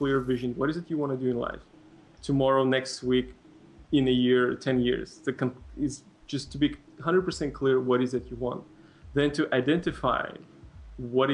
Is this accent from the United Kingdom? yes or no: no; Moldova; first language Russian; English is a second language; now in San Francisco, United States; I'm from Eastern Europe country called Moldova